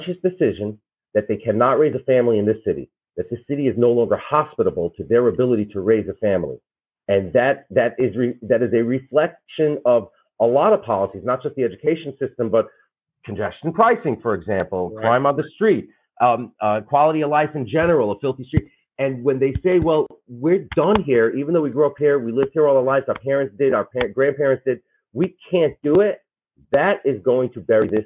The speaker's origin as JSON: {"language": "English", "town": "New York City", "region": "New York", "country": "United States", "said": "We are from Brooklyn"}